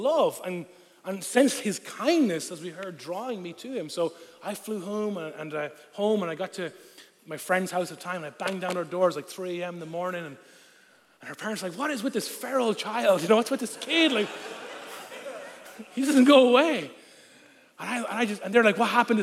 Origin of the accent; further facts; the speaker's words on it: Ireland; first language Irish; moved away; I'm Irish. Of course I'm Catholic